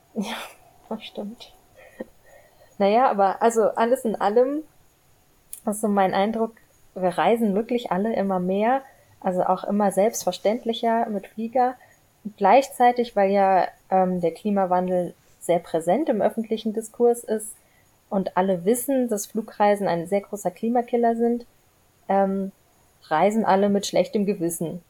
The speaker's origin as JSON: {"language": "German", "town": "Frankfurt", "region": "Hesse", "country": "Germany", "said": "ich komme aus Frankfurt"}